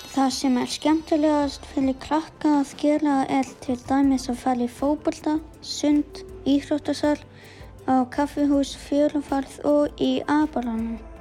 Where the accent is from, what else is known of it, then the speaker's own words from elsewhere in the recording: Patreksfjörður, Westfjords, Iceland; ég er frá Patrísfjörði á Vestfjörðum.